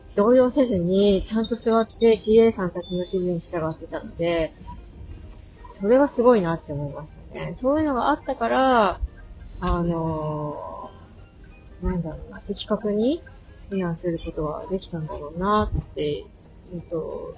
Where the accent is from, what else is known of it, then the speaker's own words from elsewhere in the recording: Akita, Japan; moved away as an adult; also born or lived in Saitama; 秋田県生まれで、 えー、大学で埼玉に行くまでずーっとアクセルで過ごしてたんですけれども